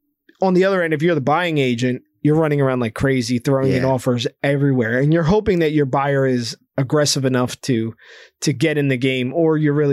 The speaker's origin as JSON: {"language": "English", "region": "New Jersey", "country": "United States", "said": "We're people from New Jersey. We're not."}